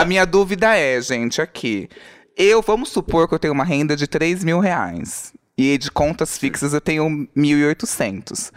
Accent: Brazil; Eu falei, do Brasil

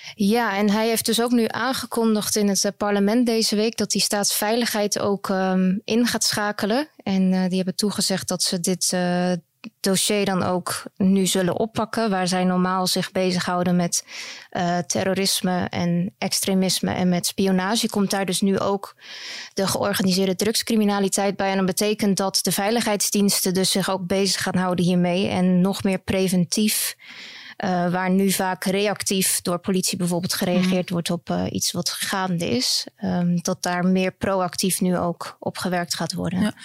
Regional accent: Netherlands; moved away as an adult; now in Belgium; Ik kom zelf uit Nederland.

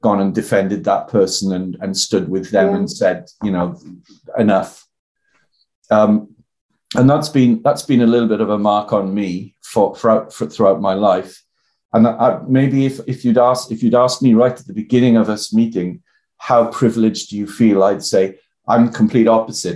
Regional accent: the Valleys, South Wales, United Kingdom; accent: Welsh; I'm from the Valleys in South Wales.

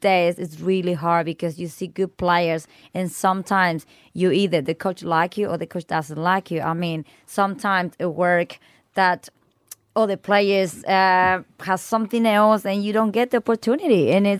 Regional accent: Chile; now in Australia; I'm not from Brazil, but I'm from Chile, and I did not have what we have here. You know, I did not have grass. We play on the streets and we play on concrete

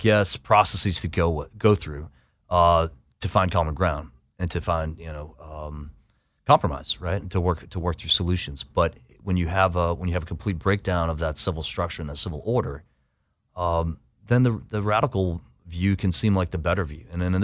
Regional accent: Boston, Massachusetts, United States; I might not be welcome. I'm from Boston.

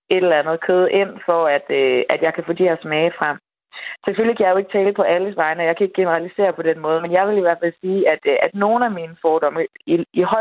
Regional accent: Denmark; typisk som dansker

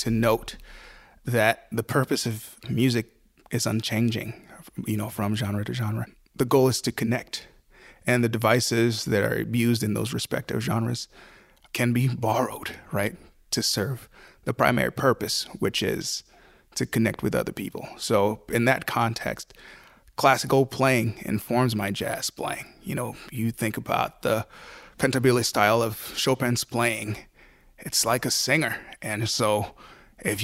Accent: Haiti; now in Buffalo, United States; I grew up in Haiti

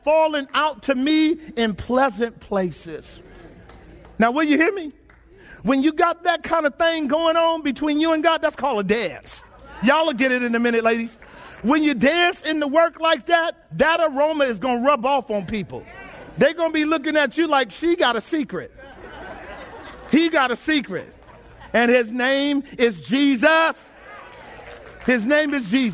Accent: United States; As American Christians, we live real good.

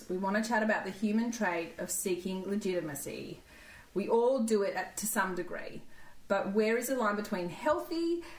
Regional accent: Coolamon, New South Wales, Australia; I am also from the Riverina. I'm Coolerman, which is near Wagga.

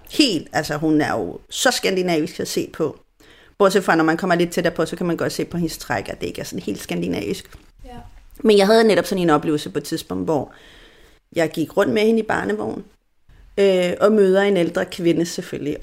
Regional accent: Chile; first language Spanish; Danish is a second language; now in Denmark; Jeg er jo chilener fuldt ud, fodblods på alle måder. Altså, jeg har chilensk pas, jeg bor bare i Danmark

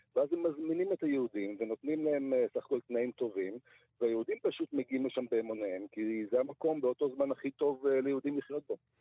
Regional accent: Siberia, Russia; now in Israel; אני נולדתי בסיביר

